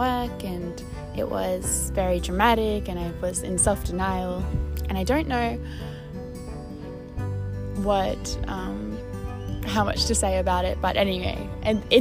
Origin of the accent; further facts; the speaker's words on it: Brisbane, Queensland, Australia; coming back to Brisbane, to my hometown